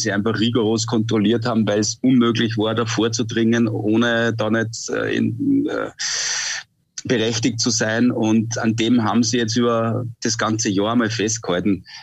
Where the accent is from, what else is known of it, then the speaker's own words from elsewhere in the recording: Austria; Und äh, jetzt ist dieses Wochenende eine ganz große Ausnahme, weil das Rennen eben bei uns zu Hause in Österreich stattfindet.